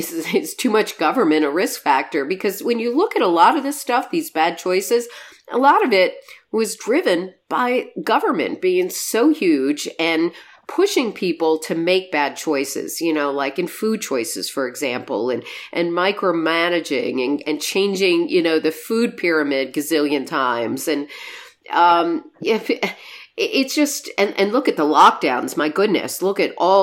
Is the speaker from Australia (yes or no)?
no; Michigan, United States; I know here in my home state of Michigan, they're doing it.